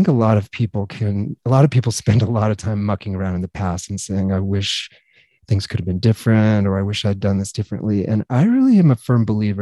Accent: Grand Junction, Colorado, United States; I grew up in Grand Junction, Colorado

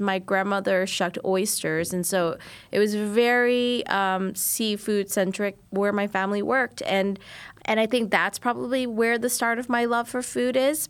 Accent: New Orleans, Louisiana, United States; I'm Vietnamese and I am from New Orleans

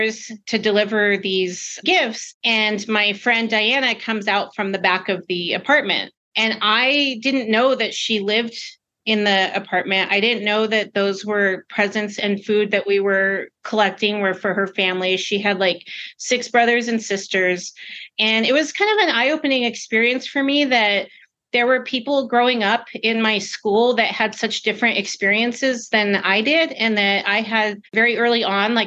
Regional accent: Albuquerque, New Mexico, United States; I grew up in Albuquerque most of my life

